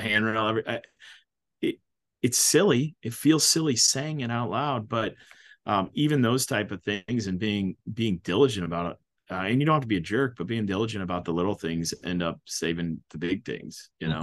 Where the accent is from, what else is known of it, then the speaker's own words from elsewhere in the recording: Mahomet, Illinois, United States; I'm from Muhammad, Illinois